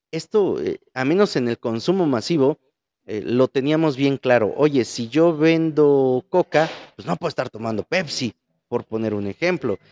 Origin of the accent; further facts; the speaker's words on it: Mexico; somos como buenos mexicanos